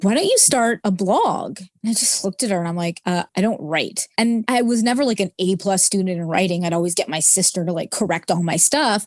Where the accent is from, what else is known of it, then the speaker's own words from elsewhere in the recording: Montreal, Quebec, Canada; moved away as an adult; also born or lived in Wichita, Kansas / Augusta, Georgia / Williamsport, Pennsylvania / Dallas-Fort Worth, Texas; And then I'm actually from Montreal, Canada, but we lived in the United States for about four years.